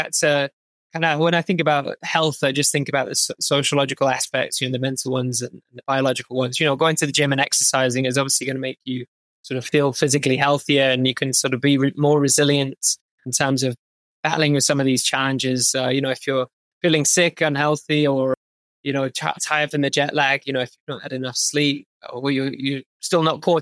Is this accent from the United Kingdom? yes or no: yes; United Kingdom; moved away as an adult; as a Brit